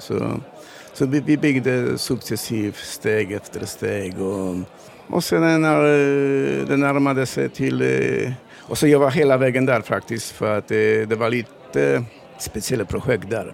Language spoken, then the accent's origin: Swedish; Poland; Swedish is a second language; moved away as an adult; also born or lived in Malmö area, Sweden; now in Sweden; Jag kommer från Polen för 15 år sedan